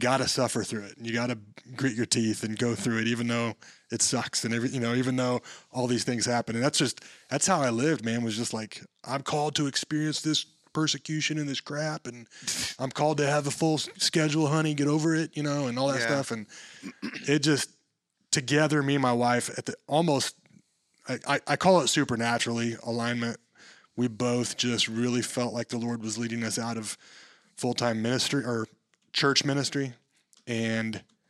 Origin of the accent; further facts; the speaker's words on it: Dodge City, Kansas, United States; moved away as an adult; now in Wichita, United States; I came from Dodge City